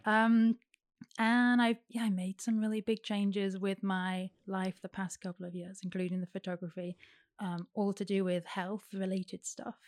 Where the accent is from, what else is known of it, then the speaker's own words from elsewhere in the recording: Derby, East Midlands, United Kingdom; moved away as an adult; I was born in Derby